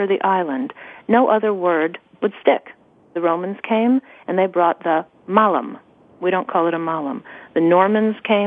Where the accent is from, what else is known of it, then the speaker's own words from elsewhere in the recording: New York, United States; I'm from New York